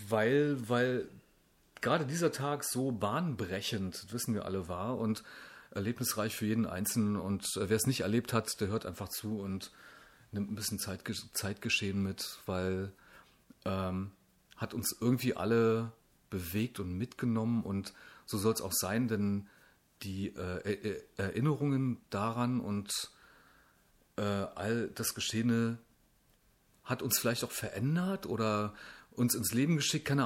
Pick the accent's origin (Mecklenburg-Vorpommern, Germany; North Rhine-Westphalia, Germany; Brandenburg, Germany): Brandenburg, Germany; ey, komm, {S0} entspann dich, ich komme aus Brandenburg.